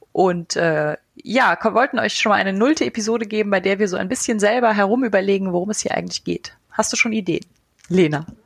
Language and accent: German; Eifel, Germany; Also ich bin in der Eifel aufgewachsen, nicht so ganz tief in der Eifel, aber genug, um äh, quasi keinen Kontakt zur zivilisierten Welt zu haben.